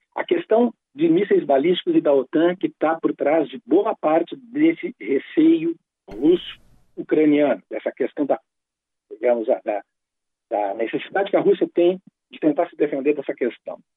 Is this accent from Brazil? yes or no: yes; Brazil; nós que somos brasileiros